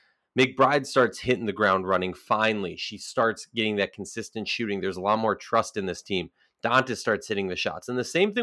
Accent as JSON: {"language": "English", "region": "Minnesota", "country": "United States", "tie": "born or raised there", "said": "Let's move on to my hometown team, the Minnesota Lynx."}